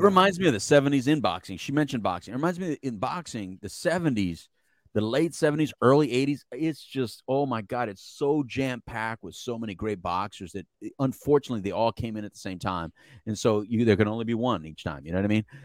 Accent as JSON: {"language": "English", "town": "El Paso", "region": "Texas", "country": "United States", "also_born_or_lived": "Philadelphia, Pennsylvania", "said": "I am from El Paso, Texas. right? That's, that's home"}